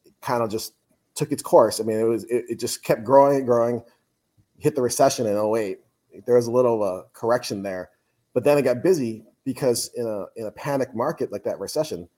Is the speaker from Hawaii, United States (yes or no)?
yes; Honolulu, Hawaii, United States; moved away as an adult; now in Buffalo, United States; I'm from Honolulu